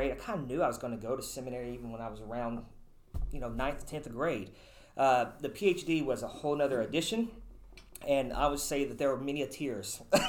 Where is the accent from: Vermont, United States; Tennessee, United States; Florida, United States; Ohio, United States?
Tennessee, United States; Mount Juliet; I'm originally from Mount Juliet, Tennessee, so not too far from here. I grew up there, graduated high school from there